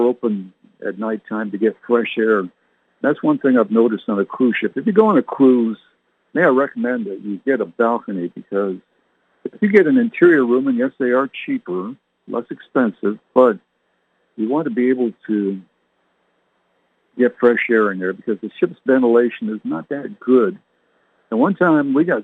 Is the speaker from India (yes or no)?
no; Canada; moved away; I was born and raised in Canada